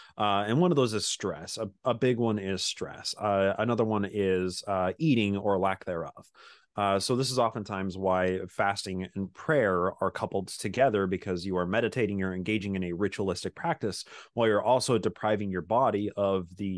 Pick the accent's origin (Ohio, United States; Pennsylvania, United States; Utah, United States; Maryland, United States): Utah, United States; So I grew up in Utah. I'm a Bic Mormon, born in the covenant, pioneer heritage, blue Mormon blood in my veins. So I grew up just in a suburb of Salt Lake City, essentially.